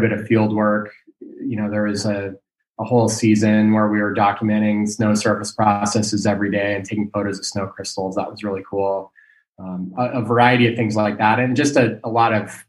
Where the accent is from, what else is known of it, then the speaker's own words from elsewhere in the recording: Ketchum, Idaho, United States; moved away as an adult; also born or lived in Bozeman, Montana / Alaska; now in Girdwood, United States; I grew up in Ketchum, Idaho, and lived there until I went to college.